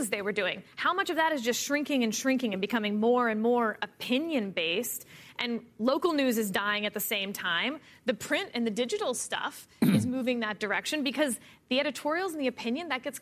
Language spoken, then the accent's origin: English; Houston, Texas, United States; I'm from Houston, Texas